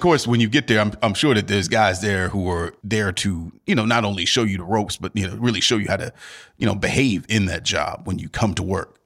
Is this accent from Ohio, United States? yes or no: yes; Cleveland, Ohio, United States; I'm from Cleveland, born and raised